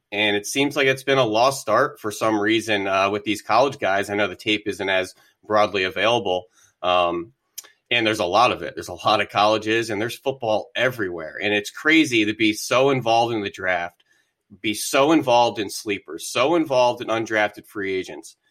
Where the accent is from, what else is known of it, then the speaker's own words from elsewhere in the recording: the Poconos, Pennsylvania, United States; also born or lived in Philadelphia; went to Drexel University after growing up in the Poconos